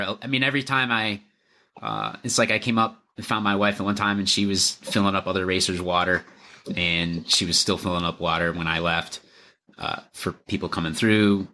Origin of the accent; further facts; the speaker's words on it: Lower Michigan, United States; now in Minnesota, United States; I grew up in Lower Michigan